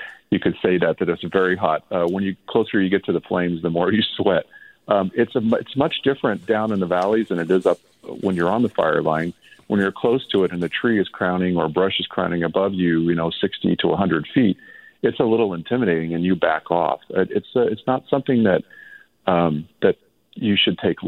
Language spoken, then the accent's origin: English; Lake County, California, United States; I grew up in the area. I grew up in Lake County